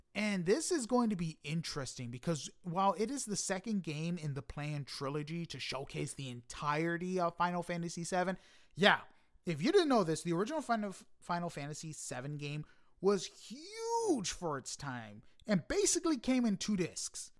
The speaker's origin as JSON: {"language": "English", "town": "New York City", "region": "New York", "country": "United States", "said": "I am from Queens"}